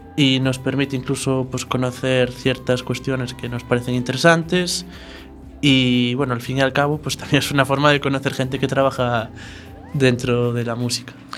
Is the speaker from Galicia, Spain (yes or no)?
yes; Arzúa, Galicia, Spain; also born or lived in Santiago de Compostela; now in A Coruña, Spain; Soy de Arzúa, pero bueno, ya llevaba siete años viviendo en Santiago